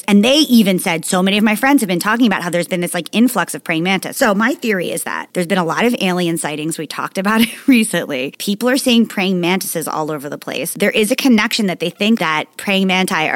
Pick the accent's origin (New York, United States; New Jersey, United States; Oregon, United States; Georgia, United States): New Jersey, United States; Margate City; the house that I grew up in Margate, New Jersey